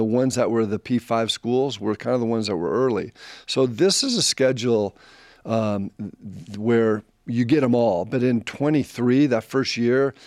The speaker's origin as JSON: {"language": "English", "town": "La Crescenta", "region": "California", "country": "United States", "tie": "born or raised there", "also_born_or_lived": "Utah", "moved": "as an adult", "said": "I grew up in La Crescenta, California. It's about 20 minutes from the Rose Bowl."}